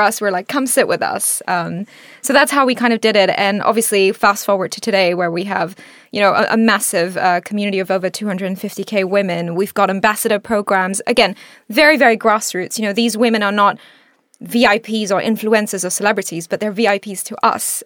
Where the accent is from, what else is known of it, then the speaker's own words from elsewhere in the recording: Singapore; also born or lived in India; now in United Kingdom; I grew up in Singapore